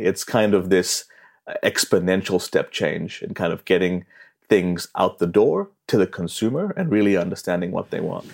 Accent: New Zealand; moved away as an adult; growing up in New Zealand

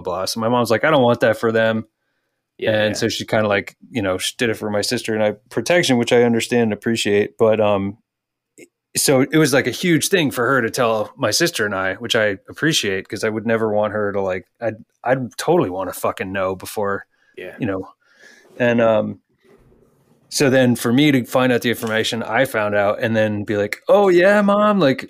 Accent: Texas, United States; I was born in Texas

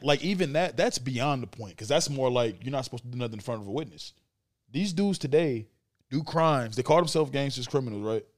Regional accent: Saint Paul, Minnesota, United States; I knew a guy that I grew up with around Saint Paul

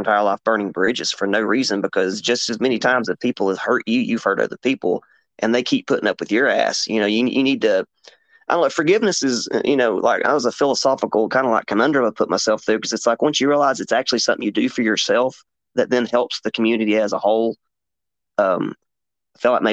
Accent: Appalachian region of Tennessee, United States; here in Appalachia

